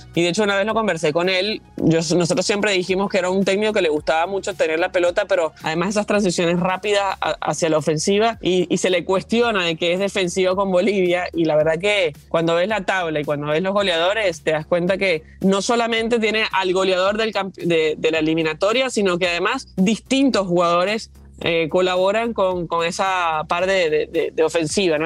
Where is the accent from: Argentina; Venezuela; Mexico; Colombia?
Venezuela; yo como venezolana